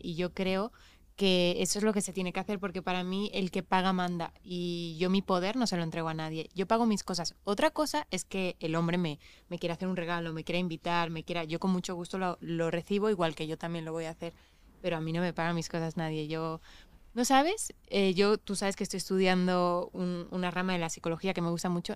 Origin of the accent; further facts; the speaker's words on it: Mallorca, Balearic Islands, Spain; moved away as an adult; now in Mexico; yo sí me siento española, soy de Mallorca